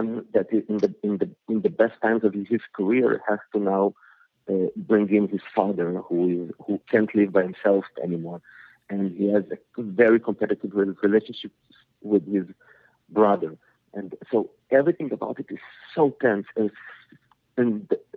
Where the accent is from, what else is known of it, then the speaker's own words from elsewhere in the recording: Israel; English is a second language; also born or lived in Soviet Union; I immigrated with my family to Israel when I was 7. And so, having to learn a new language, which is Hebrew